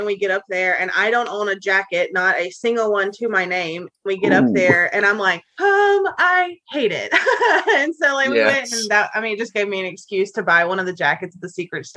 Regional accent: Louisiana, United States; now in Florida Keys, United States; we were all born and raised in Louisiana

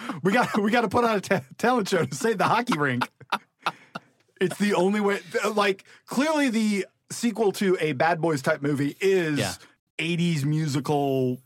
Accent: Rockford, Illinois, United States; I grew up in Rockford, Illinois

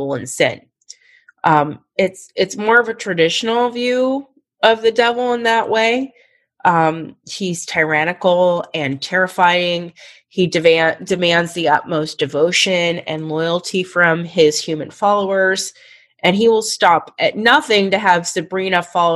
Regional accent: Pittsburgh, Pennsylvania, United States; I'm just from Pittsburgh

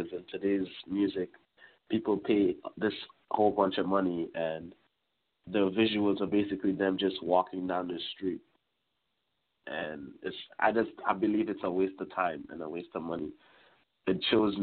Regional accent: Trinidad & Tobago; now in Brampton, Canada; originally I'm from Trinidad, so our lifestyle is completely different than here

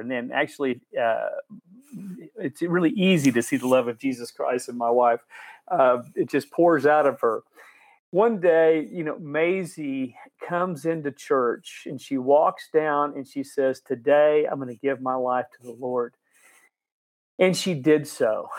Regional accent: Dallas, Texas, United States; moved away as an adult; now in Haiti; I grew up in Dallas

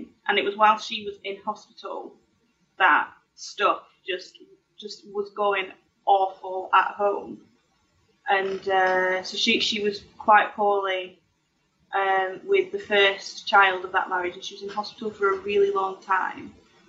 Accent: Oswaldtwistle, North West England, United Kingdom; Lancashire. My village is called Oddleswistle.

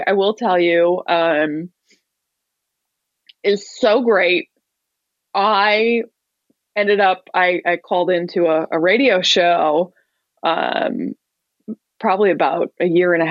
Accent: upstate New York, United States; I moved home to my hometown in upstate New York

